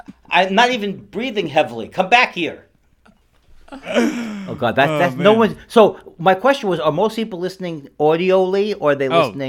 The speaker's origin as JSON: {"language": "English", "town": "New York City", "region": "New York", "country": "United States", "tie": "born or raised there", "moved": "as an adult", "lives_now": "Los Angeles, United States", "said": "I was born in, I grew up in Whitestone, and I went to Bayside High School"}